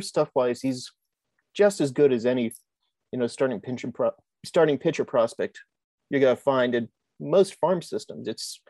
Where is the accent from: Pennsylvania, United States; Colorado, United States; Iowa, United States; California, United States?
Pennsylvania, United States; Pittsburgh; Pierogies are good. I'm from Pittsburgh.